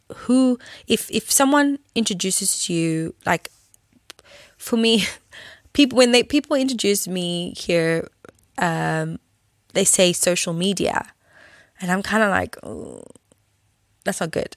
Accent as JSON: {"language": "English", "country": "South Africa", "tie": "born or raised there", "said": "when I grew up in South Africa"}